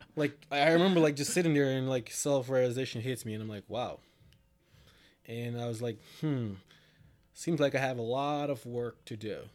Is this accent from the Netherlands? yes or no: no; Jamaica; now in New Jersey, United States; originally from Jamaica, moved there in two thousand seven. Uh, I've been residing in Jersey since two thousand eleven